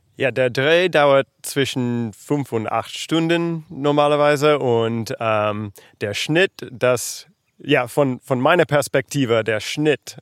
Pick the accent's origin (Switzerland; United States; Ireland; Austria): United States; German is a second language; moved away as an adult; now in Berlin, Germany; ich komme aus Amerika und ja, ich bin ähm, mit meiner Familie äh, vor zwei Jahren nach Berlin gezogen